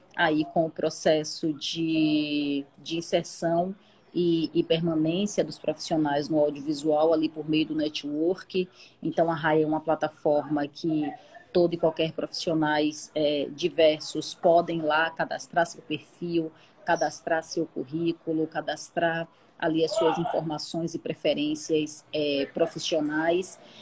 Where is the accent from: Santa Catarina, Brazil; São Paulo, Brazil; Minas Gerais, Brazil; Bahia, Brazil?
Bahia, Brazil; Salvador; eu sou de Salvador, nascida no Coqueiro Grande, que é o paraíso na Terra